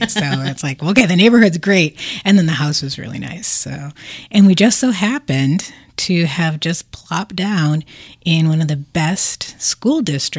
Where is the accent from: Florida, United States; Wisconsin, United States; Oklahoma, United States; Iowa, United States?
Wisconsin, United States; Milwaukee; also born or lived in Chicago; now in Wauwatosa, United States; I am a proud resident of Wauwatosa. I was born in Milwaukee, and I grew up on the east side of Milwaukee, and I went to school and church in the north side of Milwaukee. Okay. So I'm biracial